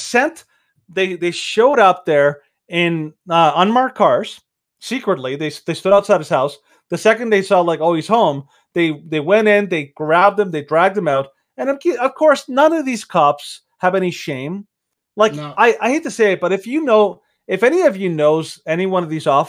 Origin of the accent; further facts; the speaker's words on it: Mexico; moved away; Some people may not know this, but I'm from Mexico